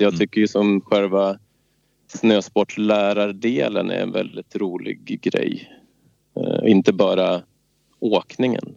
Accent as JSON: {"language": "Swedish", "town": "Svenstavik", "region": "Jämtland", "country": "Sweden", "tie": "born or raised there", "also_born_or_lived": "Stockholm", "said": "Jag är från Stockholm ursprungligen och kom upp hit när jag var sex år till Svenstavik, en liten ort söder om Östersund, sex mil söder"}